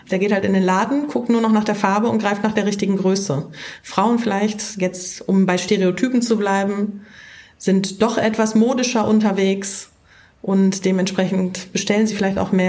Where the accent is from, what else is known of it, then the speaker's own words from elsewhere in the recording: Dortmund, North Rhine-Westphalia, Germany; Ich jetzt hier habe natürlich das Dortmunder Stadion im Kopf als Dortmunder.